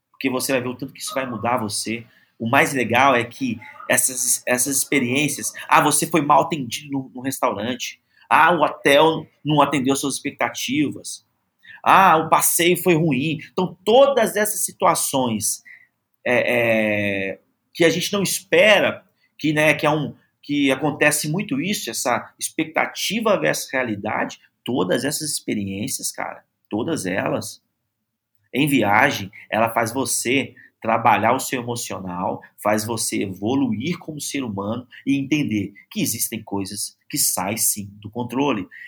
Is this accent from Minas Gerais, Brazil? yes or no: yes; Belo Horizonte, Minas Gerais, Brazil; Tem gente que vem de fora, eu sou de BH, tem gente que vem de fora para conhecer um restaurante aqui em BH